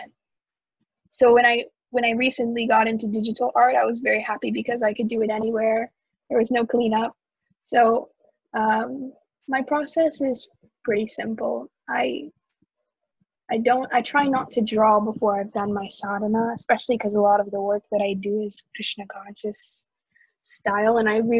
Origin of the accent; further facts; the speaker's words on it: Houston, Texas, United States; Houston, Texas.